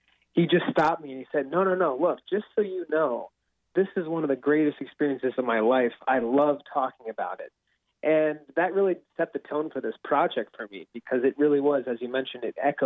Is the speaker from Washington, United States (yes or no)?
yes; Seattle, Washington, United States; I grew up in Seattle for most of my life